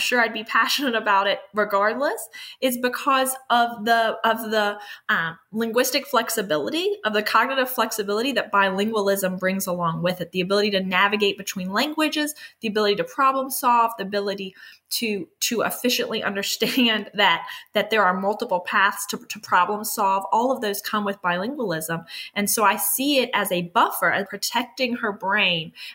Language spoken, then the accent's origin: English; Miami, Florida, United States; moved away; I am originally from South Florida, from Miami